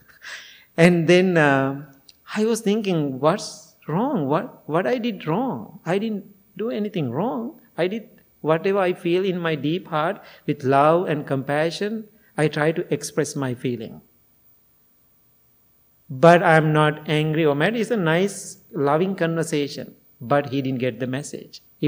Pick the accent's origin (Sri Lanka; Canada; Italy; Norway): Sri Lanka; English is a second language; now in United States